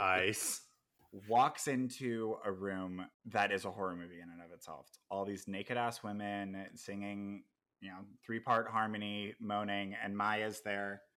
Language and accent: English; El Dorado Hills, California, United States; I went to high school in El Dorado Hills.